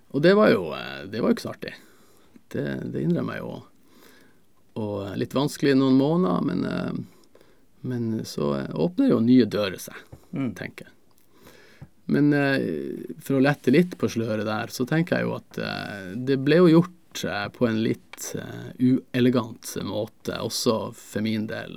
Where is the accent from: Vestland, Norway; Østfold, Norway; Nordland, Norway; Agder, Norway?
Nordland, Norway; Narvik; also born or lived in England; now in Tromsø, Norway; jeg er fra Beisfjord